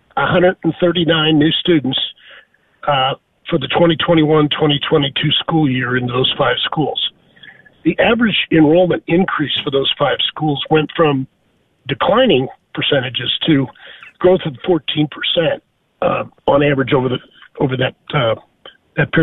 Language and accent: English; St. Louis, Missouri, United States; moved away as an adult; also born or lived in Dallas; I grew up in St. Louis, Missouri